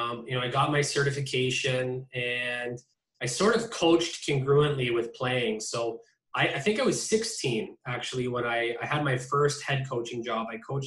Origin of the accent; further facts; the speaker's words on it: Niagara Falls, Ontario, Canada; also born or lived in Sudbury, Ontario; Yeah, I'm from Niagara Falls, Ontario. We moved there when I was about 5 or 6 years old anyways. We did live in Sudbury